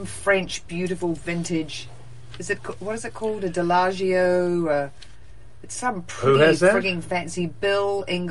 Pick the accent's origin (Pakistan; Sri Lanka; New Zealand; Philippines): New Zealand; now in United States; I am a Kiwi, but I've lived in America so long